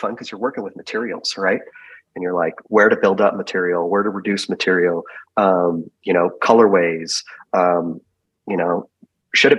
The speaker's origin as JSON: {"language": "English", "region": "California", "country": "United States", "said": "I'm from California. I have three brothers. I'm really close with my family."}